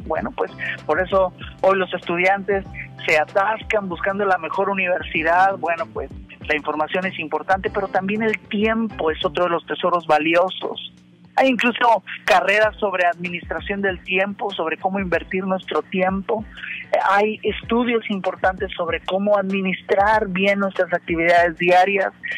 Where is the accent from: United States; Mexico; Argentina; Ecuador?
Mexico; yo como mexicano